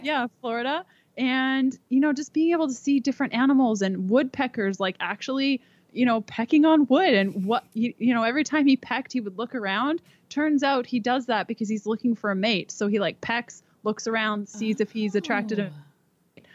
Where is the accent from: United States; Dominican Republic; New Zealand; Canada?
Canada; moved away as an adult; We're from Canada.